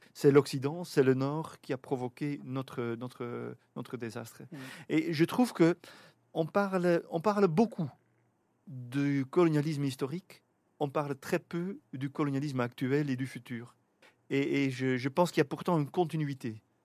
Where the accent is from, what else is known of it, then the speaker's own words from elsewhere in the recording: Bruges, Flanders, Belgium; also born or lived in Netherlands / Leiden / Amsterdam / Brussels; je suis belge, je suis né à Bruges, je travaille à Bruxelles